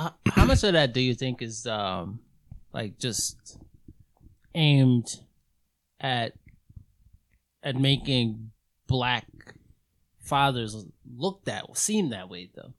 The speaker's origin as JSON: {"language": "English", "town": "New York City", "region": "New York", "country": "United States", "tie": "born or raised there", "said": "I was growing up in Queens."}